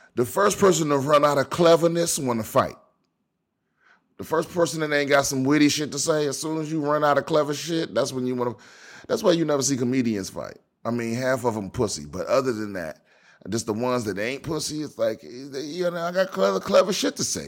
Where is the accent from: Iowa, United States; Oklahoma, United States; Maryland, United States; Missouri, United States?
Maryland, United States; Prince George's County; my home, my hometown. This is from, this is from P G County, Maryland